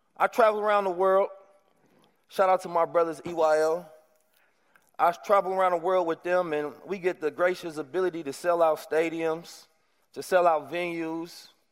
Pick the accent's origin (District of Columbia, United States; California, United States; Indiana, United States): California, United States; Oakland; moved away as an adult; growing up in Oakland